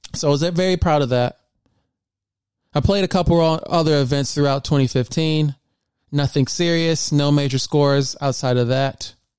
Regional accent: Flint, Michigan, United States; also born or lived in Grand Blanc, Michigan; I'm born and raised in Michigan. And I went to Flint Community Schools growing up

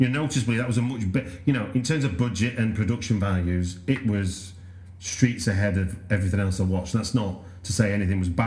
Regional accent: United Kingdom

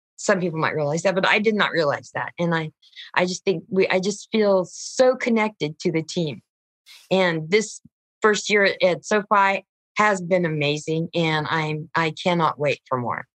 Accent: San Diego, California, United States; I grew up in San Diego

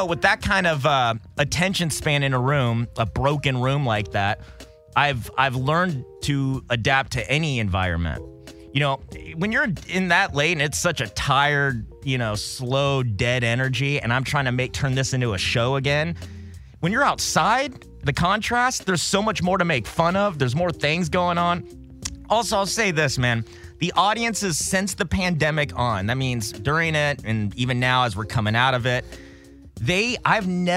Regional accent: Corona, California, United States; also born or lived in Long Beach, California / San Jose, California; I was born in Corona, California

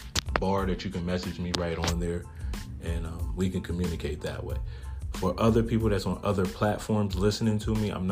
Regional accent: Harrisburg, Pennsylvania, United States; moved away as an adult; now in York, United States; I currently live in York, Pennsylvania, but I was born and raised in Harrisburg, Pennsylvania, the city

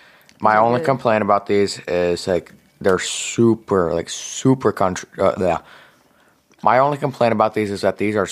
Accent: United States; I've been in the U.S. my whole life. I'm only half Canadian

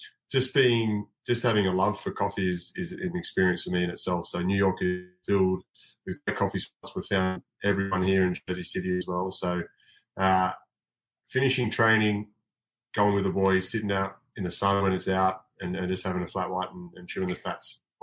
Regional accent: Bungendore, New South Wales, Australia; moved away; where I grew up back in Australia, a little town called Bungendore

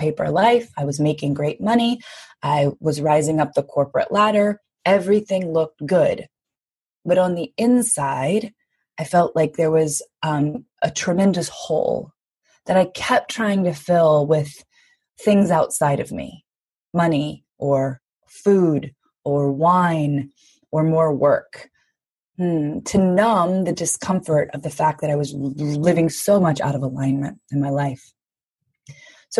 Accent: Louisiana, United States; I grew up in the South in the US, but in Louisiana

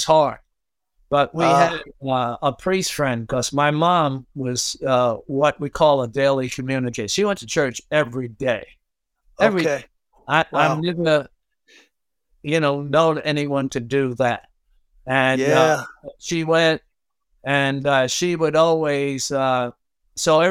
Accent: New York City, New York, United States; growing up in Brooklyn

